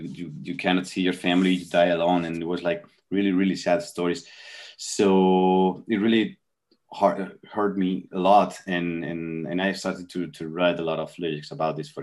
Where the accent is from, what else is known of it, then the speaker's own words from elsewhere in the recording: Spain; English is a second language; here in Spain